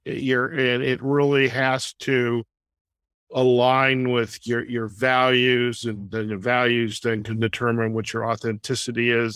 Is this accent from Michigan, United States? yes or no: yes; Detroit suburbs, Michigan, United States; moved away; also born or lived in Chicago; growing up in the Detroit suburbs